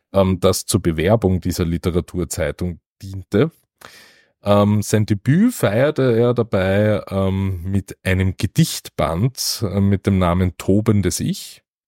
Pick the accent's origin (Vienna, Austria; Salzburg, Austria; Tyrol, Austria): Vienna, Austria; aufgrund meiner Sozialisierung als Wiener